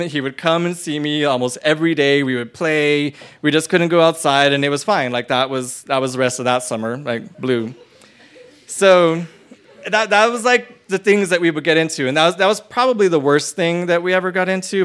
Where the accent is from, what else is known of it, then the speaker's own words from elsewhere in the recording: Las Cruces, New Mexico, United States; I grew up in New Mexico, in Las Cruces, with my whole entire family